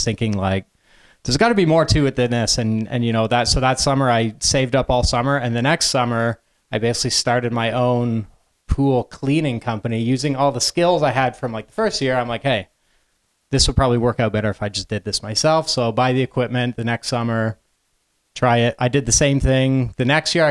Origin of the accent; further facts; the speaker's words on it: London, Ontario, Canada; pretty typical middle-class upbringing in London, Ontario.